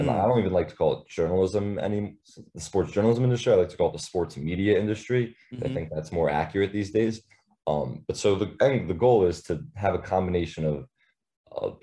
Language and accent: English; Lower Merion, Pennsylvania, United States; moved away as an adult; now in Maryland, United States; I'm out of state, so I'm right outside Philadelphia in a town called Lower Marion